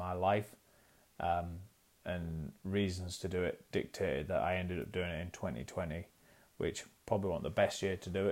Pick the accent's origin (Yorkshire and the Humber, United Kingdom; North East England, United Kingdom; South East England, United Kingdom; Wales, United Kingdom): Yorkshire and the Humber, United Kingdom; York; I'm from York in North Yorkshire.